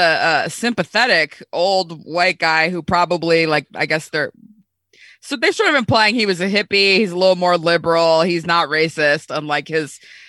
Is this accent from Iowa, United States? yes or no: no; Orange County, California, United States; growing up in Orange County